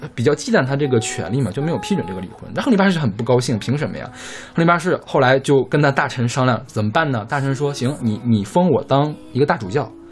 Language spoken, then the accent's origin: Chinese; Northeast China, China; 我是东北人